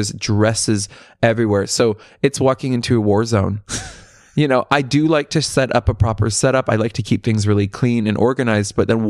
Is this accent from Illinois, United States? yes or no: no; California, United States; Yeah, I grew up in Central Coast, which is, if you're in LA, it's if you take the 101, it's 4 hours north.